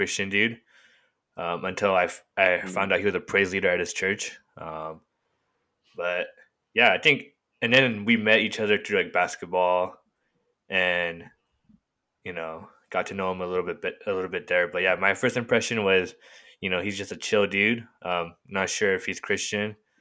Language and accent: English; Murrieta, California, United States; I'm from Marietta